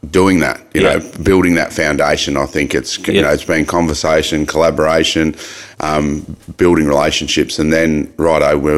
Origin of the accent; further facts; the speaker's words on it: Mildura, Victoria, Australia; we quickly moved out to the um, King's Billabong um, in Cook Street, and grow- yep. growing up on the Billabong and having nature at your doorstep was was pretty unbelievable.